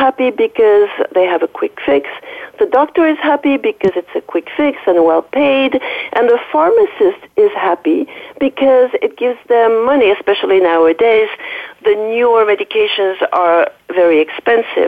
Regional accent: Paris, Île-de-France, France; accent: French; English is a second language; moved away; excuse my French accent. I'm from a French origin. I was raised in Paris.

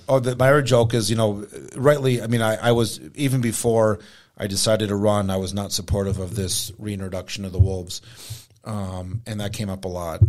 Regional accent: United States; I grew up on Indian reservation

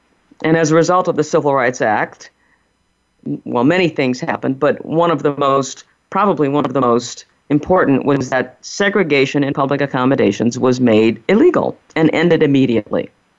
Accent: New Orleans, Louisiana, United States; we're from New Orleans

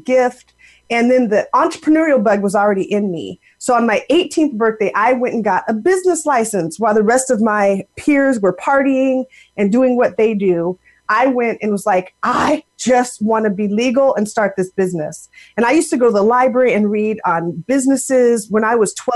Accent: Seattle, Washington, United States; moved away as an adult; now in Raleigh, United States; I am originally from the Seattle, Washington area. And grew up out there

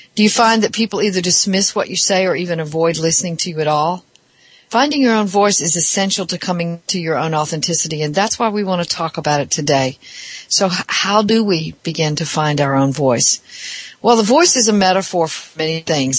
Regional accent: the South, United States; I'm from the South

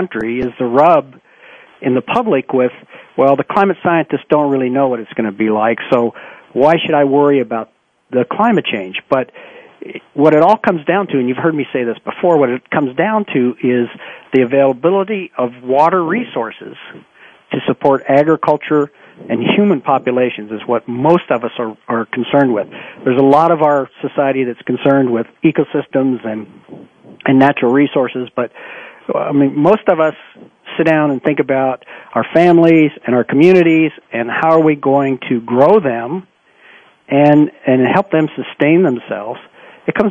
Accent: Ohio, United States; I grew up in Ohio

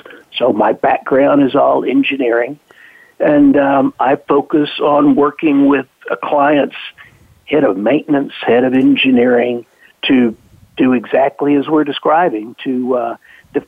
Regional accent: the South, United States; I grew up in the South, and I'm quite happy to be back here now

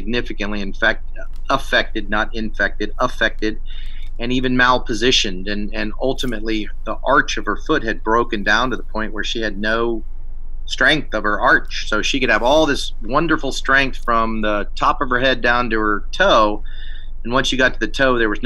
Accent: East Coast, United States; moved away; I grew up on the East Coast and didn't strap a pack on too often back when I was a kid

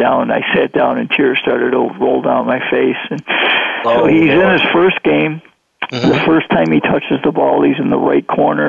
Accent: Greece, New York, United States; I had an opportunity 28 years ago to go back to my hometown, Greece, New York

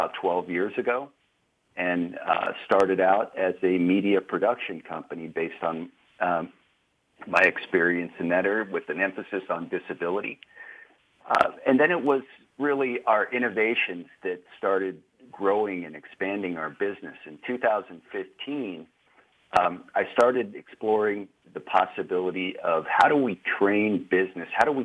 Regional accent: Southern California, United States; my life started out in Southern California

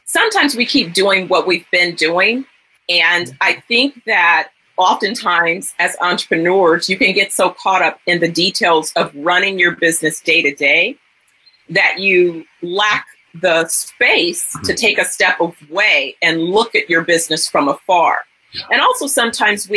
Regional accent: San Francisco Bay Area, California, United States; I'm originally from the San Francisco Bay Area

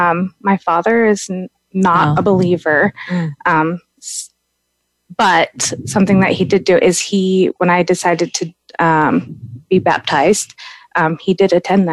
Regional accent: Southeast Alaska, United States; moved away as an adult; also born or lived in Oklahoma City / Texas / Idaho; I grew up in Southeast Alaska in a fishing and logging community. I attended the Church of God there as a high schooler.

